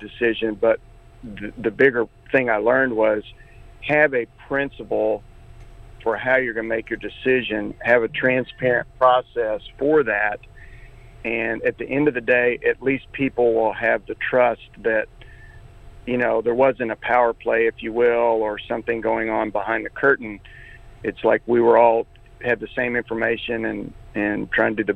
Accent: Norman, Oklahoma, United States; I grew up in Norman

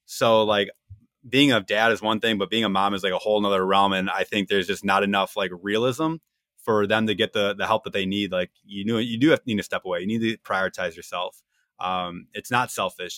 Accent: Wisconsin, United States; two Wisconsin people in the room

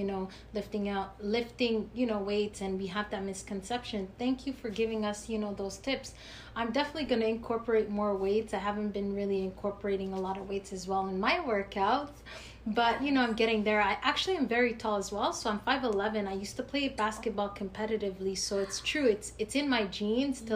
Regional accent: Canada; we're from Canada

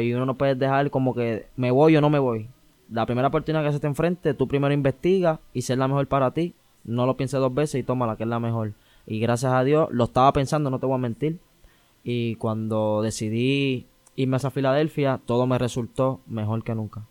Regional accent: San Juan, Puerto Rico; moved away as an adult; also born or lived in Canóvanas, Puerto Rico; now in United States; Yo soy de Lloren Torres.

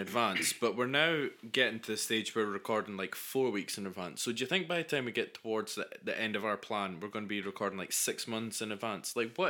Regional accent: Angus, Scotland, United Kingdom; we are both from Scotland

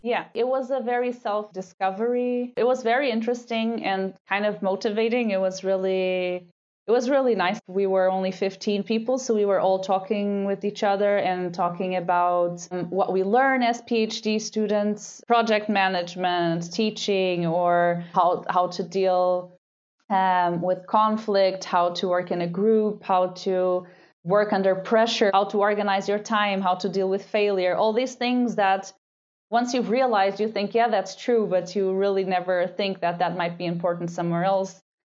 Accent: Lisbon, Portugal; moved away as an adult; now in Vienna, Austria; So I did all my studies in Lisbon. It's my hometown.

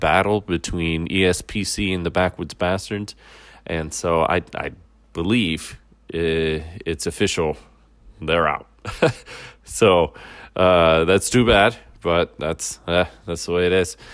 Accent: Midwest, United States; I'm from the Midwest.

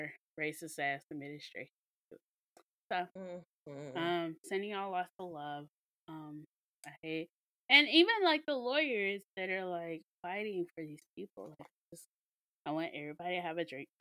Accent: Mississippi, United States; we're from Mississippi. We're from the hospitality state

